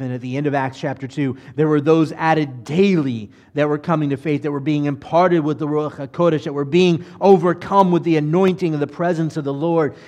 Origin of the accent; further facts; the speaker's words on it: United States; I'm an American